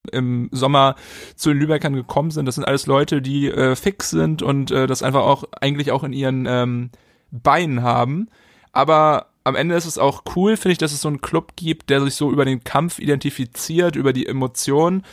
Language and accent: German; Hamburg, Germany; Als Hamburger